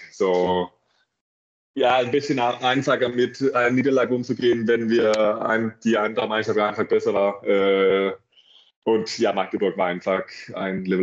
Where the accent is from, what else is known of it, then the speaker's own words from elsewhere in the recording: Denmark; German is a second language; mein, mein Freund aus Dänemark auch nicht so weit weg ist. Ich glaube, mein, so, mein Heimat ist eineinhalb Stunden weg von, von Flensburg.